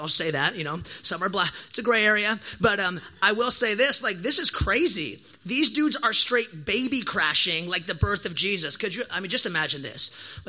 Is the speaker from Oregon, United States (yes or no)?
yes; Oregon, United States